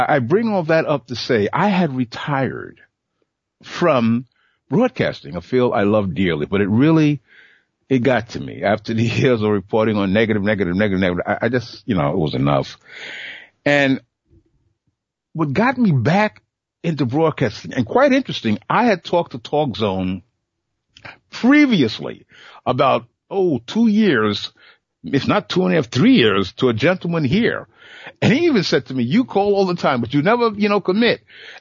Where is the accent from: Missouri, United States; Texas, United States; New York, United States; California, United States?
New York, United States; New York City; I was born in Bed-Stuy